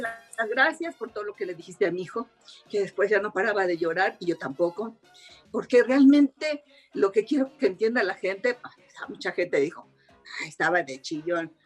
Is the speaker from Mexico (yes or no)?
yes; Mexico; soy mexicana